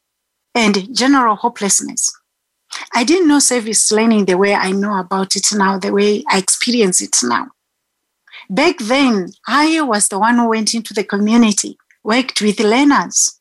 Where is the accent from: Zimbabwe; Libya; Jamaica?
Zimbabwe; now in South Africa; I'm a South African citizen, but Zimbabwean born.